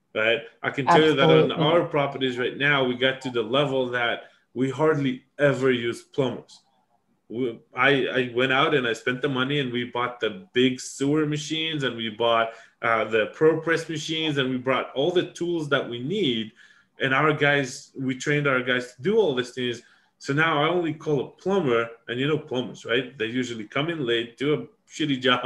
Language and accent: English; Texas, United States; we're from Texas